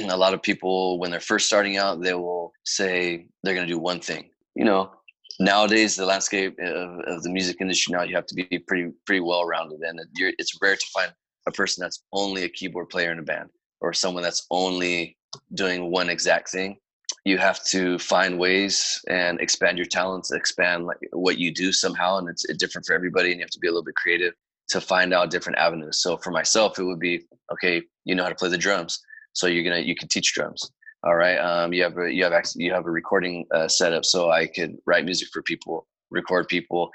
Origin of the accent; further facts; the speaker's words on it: Fresno, California, United States; being from Fresno